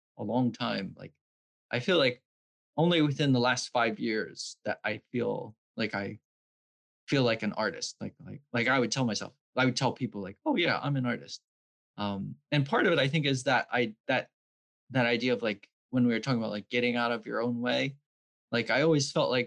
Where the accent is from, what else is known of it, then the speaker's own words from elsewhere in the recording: Vineland, New Jersey, United States; also born or lived in Bridgeton, New Jersey; I grew up in Vineland